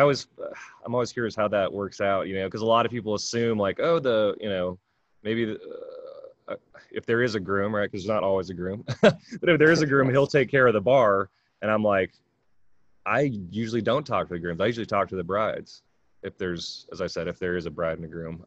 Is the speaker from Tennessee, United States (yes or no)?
no; California, United States; moved away; I grew up in California.